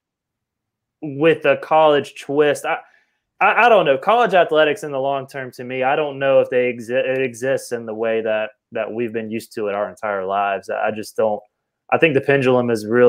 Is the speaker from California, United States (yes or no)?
no; Watkinsville, Georgia, United States; my earliest memories as a kid growing up in Watkinsville, Georgia, right outside of Athens